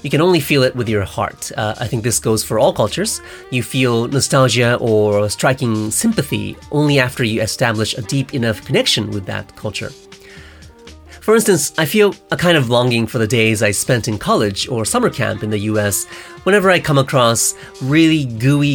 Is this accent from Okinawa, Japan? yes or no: no; Tokyo, Japan; also born or lived in North Carolina, United States; I was brought up in Tokyo and went to an international school there